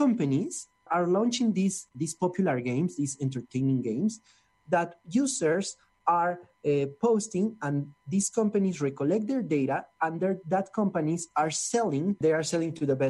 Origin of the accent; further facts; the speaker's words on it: Mexico City, Mexico; I'm from Mexico City